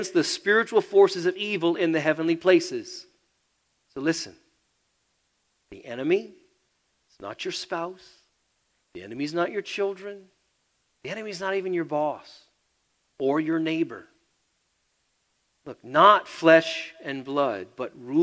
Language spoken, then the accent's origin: English; United States; I'm American